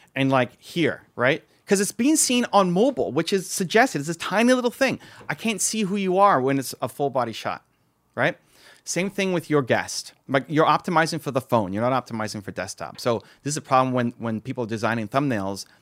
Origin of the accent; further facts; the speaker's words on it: Toronto, Ontario, Canada; I'm from Toronto